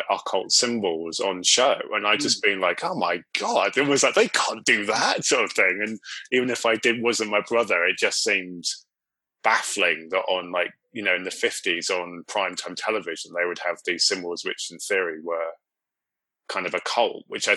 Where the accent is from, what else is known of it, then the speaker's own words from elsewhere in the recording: Cornwall, South West England, United Kingdom; I grew up in Cornwall